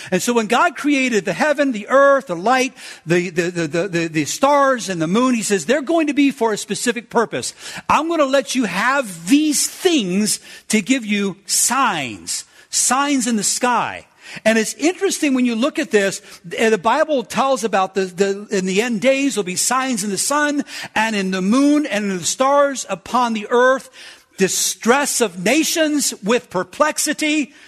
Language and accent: English; United States; I'm from America.